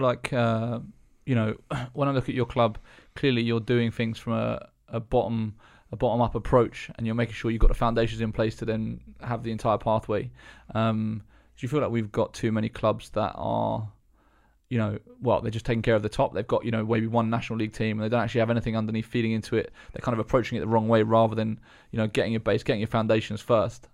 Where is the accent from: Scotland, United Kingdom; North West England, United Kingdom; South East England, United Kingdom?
South East England, United Kingdom; Eastbourne; I grew up in Eastbourne, which is very small as well.